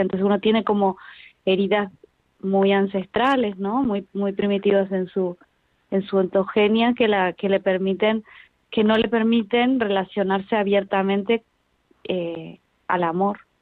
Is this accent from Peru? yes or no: no; Argentina; now in Spain; yo soy argentina, después nos vinimos para acá